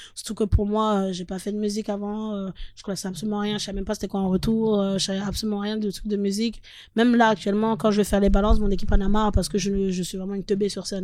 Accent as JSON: {"language": "French", "town": "Paris", "region": "Île-de-France", "country": "France", "also_born_or_lived": "Nantes", "said": "j'étais à Nantes. Et j'ai quitté Nantes pour retourner à Paris"}